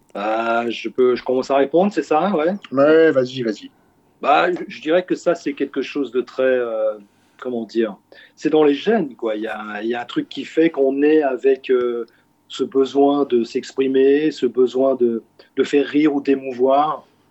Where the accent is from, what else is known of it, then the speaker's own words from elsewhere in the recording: Switzerland; en tant que Suisse aussi, parce que vous savez, on est né en Suisse